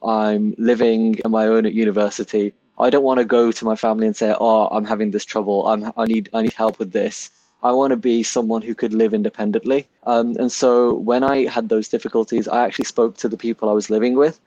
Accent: Birmingham, West Midlands, United Kingdom; moved away as an adult; I was born and raised in Handsworth in Birmingham.

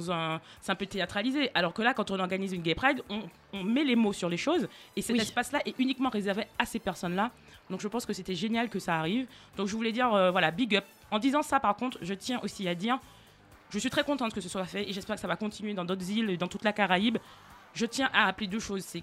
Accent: Martinique, France; moi, en tant que Martiniquaise

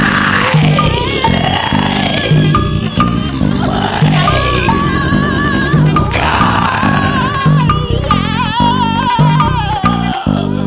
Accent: Brampton, Ontario, Canada; my hometown of Brampton, Ontario

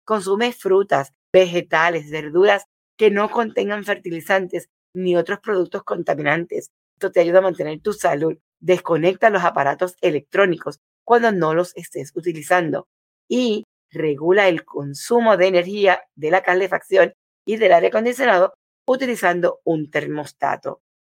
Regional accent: Puerto Rico; moved away; en mi país cuando vivía en Puerto Rico

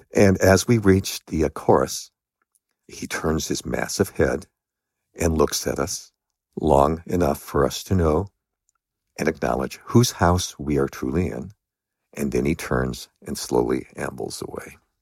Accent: Los Angeles, California, United States; I grew up in Los Angeles

